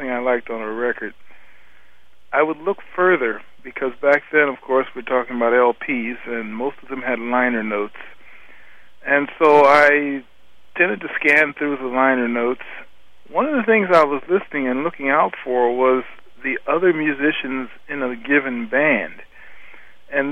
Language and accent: English; Cleveland, Ohio, United States; I grew up in Cleveland, Ohio